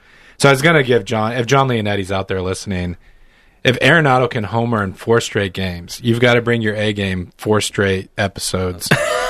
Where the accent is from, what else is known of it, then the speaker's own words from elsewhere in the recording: Omaha, Nebraska, United States; now in Des Moines, United States; Omaha is my hometown.